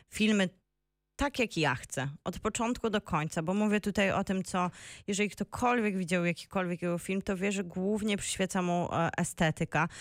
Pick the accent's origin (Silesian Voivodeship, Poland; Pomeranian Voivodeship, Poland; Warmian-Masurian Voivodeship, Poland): Silesian Voivodeship, Poland; Bielsko-Biała; moved away; also born or lived in Wrocław; u mnie w Bielsku